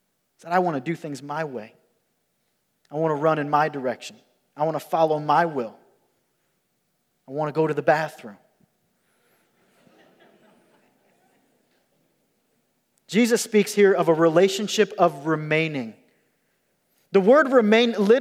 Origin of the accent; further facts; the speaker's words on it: Rockford, Illinois, United States; I grew up in Rockford, Illinois